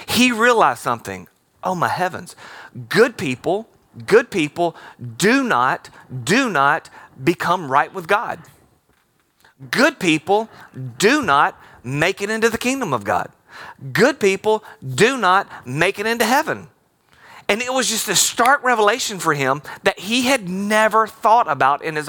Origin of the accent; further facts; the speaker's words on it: Alabama, United States; moved away; I grew up in Alabama